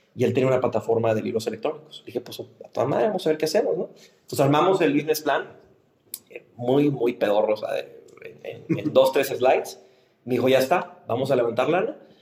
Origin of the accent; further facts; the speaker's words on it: Monterrey, Nuevo León, Mexico; como regios nos hablan mucho de nuestra identidad